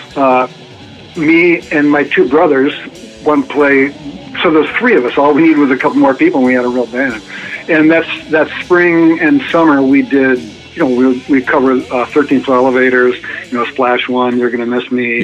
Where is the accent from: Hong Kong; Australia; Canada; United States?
United States; Ann Arbor, Michigan; I grew up in Ann Arbor, Michigan.